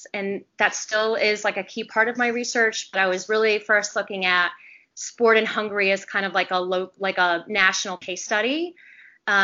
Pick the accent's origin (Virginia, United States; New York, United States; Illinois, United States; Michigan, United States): Virginia, United States; Richmond; moved away as an adult; also born or lived in South Carolina / Florida; I'm from Richmond, Virginia.